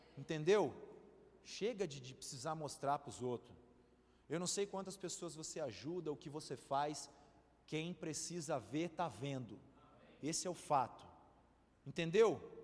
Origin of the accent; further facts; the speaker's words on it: Santos, São Paulo, Brazil; eu sou de Santos, minha família é toda lá